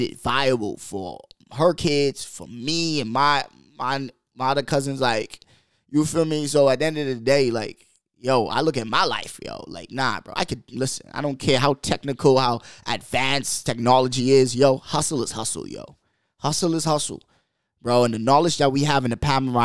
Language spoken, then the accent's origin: English; Bahamas; moved away; I come from the Bahamas, man. Like, we're third world